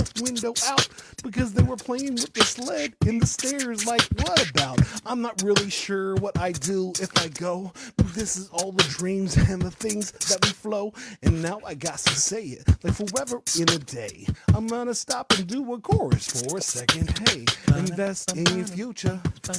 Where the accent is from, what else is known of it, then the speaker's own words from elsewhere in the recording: Pflugerville, Texas, United States; Because I'm from Pflugerville, but there's no F in it.